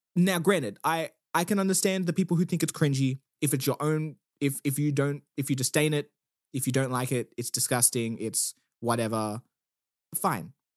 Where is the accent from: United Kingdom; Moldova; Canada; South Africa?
South Africa; now in Australia; I am South African